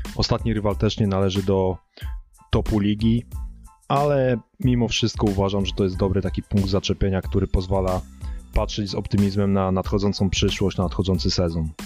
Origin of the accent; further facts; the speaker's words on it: Włocławek, Kuyavian-Pomeranian Voivodeship, Poland; u nas we Włocławku ta koszykówka jest religią